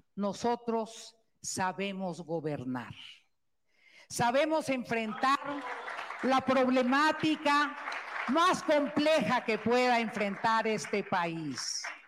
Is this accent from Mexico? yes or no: yes; Tlaxcala, Mexico; por ser tlaxcalteca